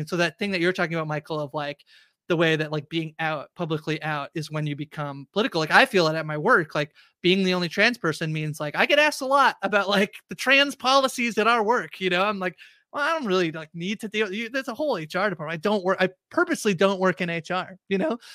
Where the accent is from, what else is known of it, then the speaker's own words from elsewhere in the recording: Canada; I'm Canadian